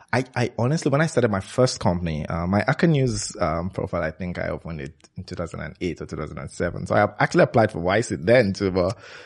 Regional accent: Lagos, Nigeria; I grew up in Lagos, Nigeria. Spent all my life there, actually.

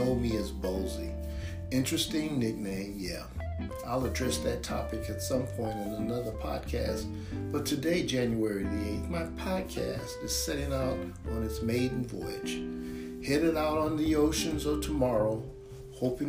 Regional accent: Chicago, Illinois, United States; I am from Chicago and I write stories about my experiences growing up in the city

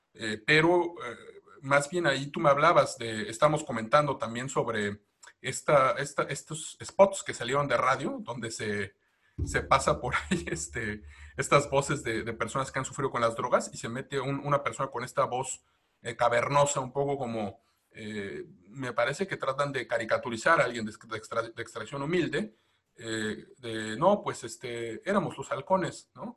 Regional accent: Mexico; nosotros como mexicanos

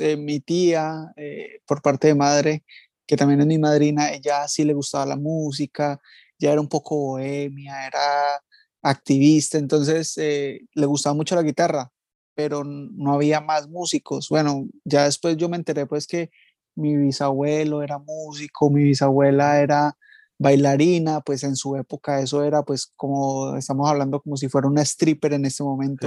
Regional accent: Villavicencio, Meta, Colombia; also born or lived in Palmira, Valle del Cauca; now in London, United Kingdom; yo soy de, del Valle, de Palmira, pero me crié en ah, Villavicencio

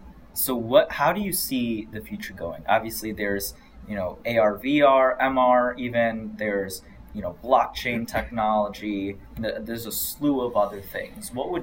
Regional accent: Sterling Heights, Michigan, United States; But you go back, I don't know, maybe to around Mount Clemens. I'm from Sterling Heights, so around there

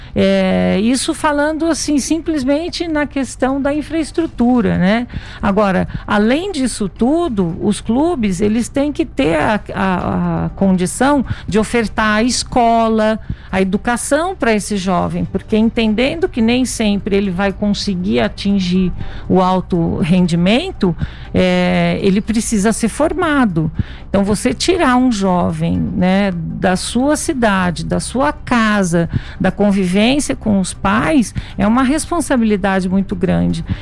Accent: Itajubá, Minas Gerais, Brazil; eu sou de Minas Gerais, sul de Minas, Itajubá

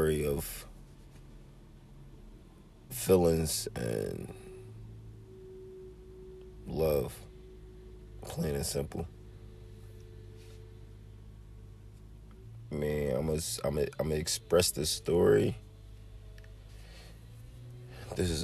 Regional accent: Philadelphia, Pennsylvania, United States; I'm from North Philly. I'm in West. I live in Southwest

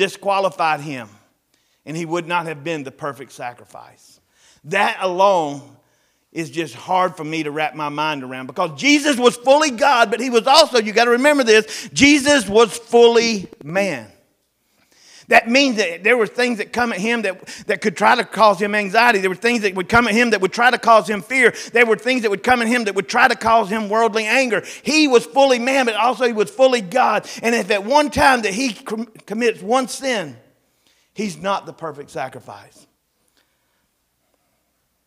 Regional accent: the South, United States; growing up in the South, I'm 53 years old

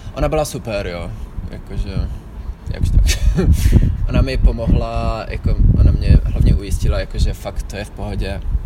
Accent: Czechia; moved away as an adult; also born or lived in Netherlands; now in Vienna, Austria; jsem Čech

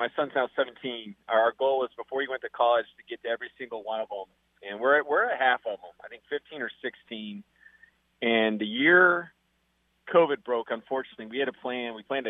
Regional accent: Atlanta, Georgia, United States; I grew up in Atlanta and I've spent time in the Southeast.

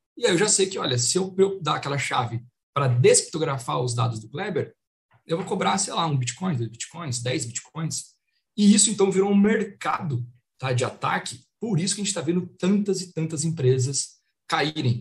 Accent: Marília, São Paulo, Brazil; moved away as an adult; now in São Paulo, Brazil; eu sou de Marília, interior, né? Um caipira. Então mudei para São Paulo ali com 2008

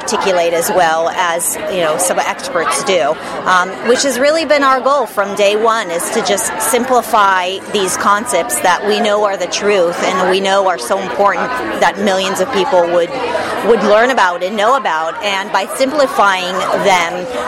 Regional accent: Los Angeles, California, United States; also born or lived in Israel; I'm an American. I was born in the United States in Los Angeles, California. I lived in Israel for a few years

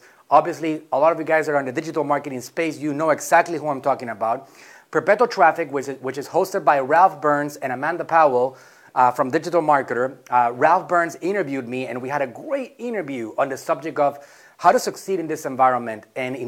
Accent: Puerto Rico; moved away as an adult; also born or lived in Mexico; I'm from Puerto Rico, born and raised there. At the age of 19, I left.

